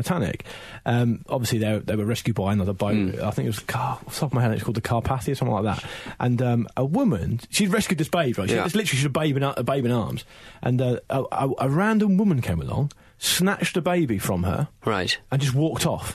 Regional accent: Portsmouth, South East England, United Kingdom; I am from Portsmouth

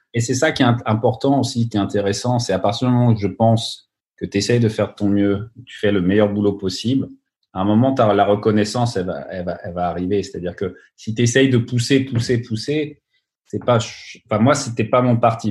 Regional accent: Burgundy, Bourgogne-Franche-Comté, France; moved away as an adult; also born or lived in Minneapolis, United States; now in Los Angeles, United States; je viens de Bourgogne, mes grands-parents sont de Bourgogne

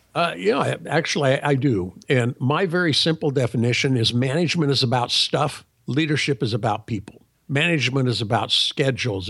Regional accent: Sacramento, California, United States; I was born in Sacramento, California, many years ago. Actually, I grew up in an entrepreneurial family

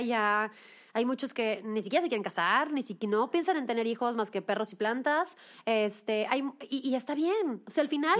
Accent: Monterrey, Nuevo León, Mexico; moved away as an adult; now in Mexico City, Mexico; yo soy de Monterrey, me vine a vivir a la Ciudad de México mm, de a los 19 años

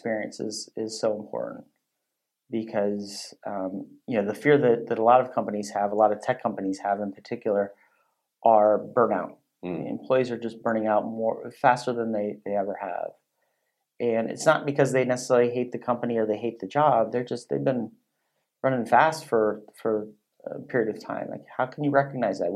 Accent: Silicon Valley, California, United States; moved away; I grew up in Silicon Valley. I don't live there now, but I go back quite frequently.

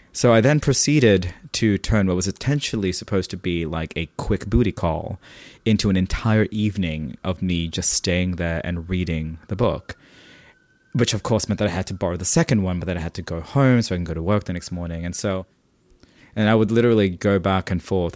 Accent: Sydney, New South Wales, Australia; also born or lived in Philippines; growing up in Australia

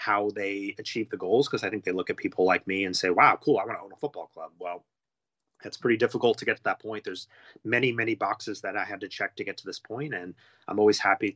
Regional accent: United States; being an American

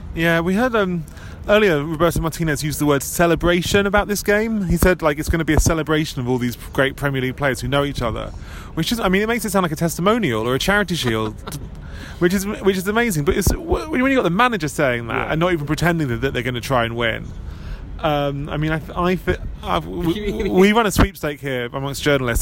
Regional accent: England, United Kingdom; as an English person

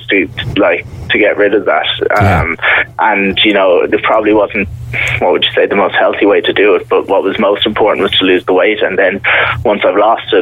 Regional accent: Mallow, Munster, Ireland; moved away as an adult; now in Mallorca, Spain; I'm from Mallow.

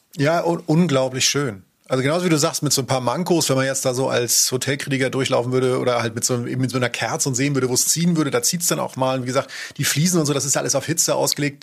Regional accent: Schleswig-Holstein, Germany; Bei uns war es tatsächlich dann durch die Nähe in Schleswig-Holstein eher Skandinavien

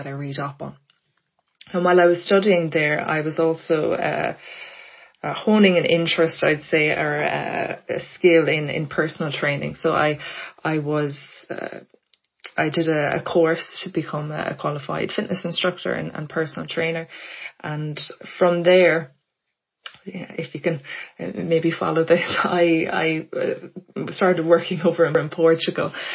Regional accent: Blackrock, Leinster, Ireland; moved away as an adult; now in Dublin, Ireland; I grew up in Blackrock in County Louth.

